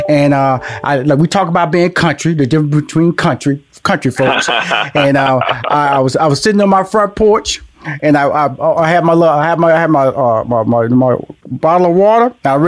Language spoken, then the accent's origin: English; Houston, Texas, United States; I'm from Houston. So I said, Houston boy that wore the polo boots